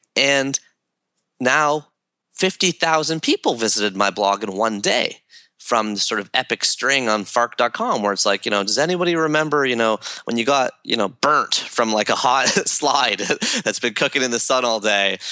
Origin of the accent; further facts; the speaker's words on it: Toronto, Ontario, Canada; growing up in Toronto and Canada